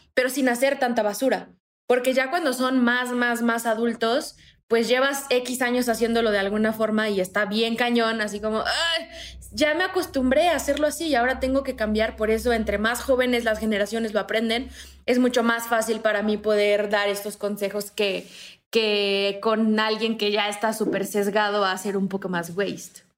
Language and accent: Spanish; Morelos, Mexico; moved away as an adult; now in Mexico City, Mexico; Yo eh, soy de Morelos, me vine a la Ciudad de México a estudiar en la universidad y luego me quedé aquí